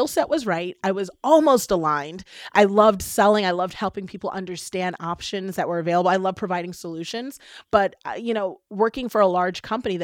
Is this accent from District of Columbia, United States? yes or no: yes; Washington, District of Columbia, United States; growing up in Washington, D.C., I was the daughter of a cab driver.